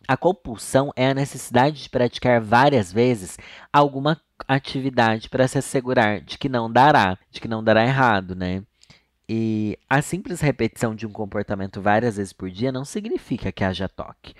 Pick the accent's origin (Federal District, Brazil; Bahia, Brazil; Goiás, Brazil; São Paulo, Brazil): São Paulo, Brazil; Sorocaba; accent: sorocabano; eu sou de Sorocaba. Lá eu não tenho sotaque, porque todo mundo fala igual.